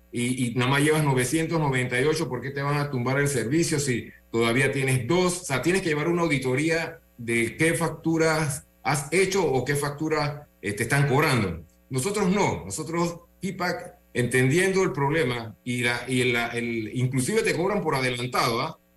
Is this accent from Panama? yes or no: yes; Panama; Nuestra empresa es panameña, nosotros somos de aquí de Panamá, hicimos todo el desarrollo en Panamá